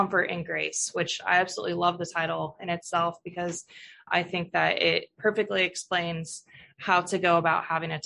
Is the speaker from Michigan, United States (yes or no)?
no; Southwest Nebraska, United States; moved away as an adult; also born or lived in Missouri / Alabama; I was born and raised in Southwest Nebraska. I actually grew up on a farm